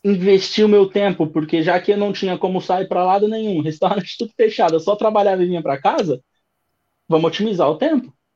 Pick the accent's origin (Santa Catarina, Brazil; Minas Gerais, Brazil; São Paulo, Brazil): São Paulo, Brazil; moved away as an adult; now in Dublin, Ireland; 30 anos, é, sou de São Paulo, capital.